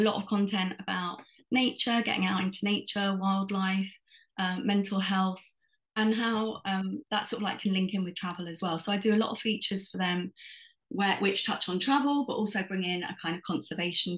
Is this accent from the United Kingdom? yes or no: yes; London, United Kingdom; I was born and raised in London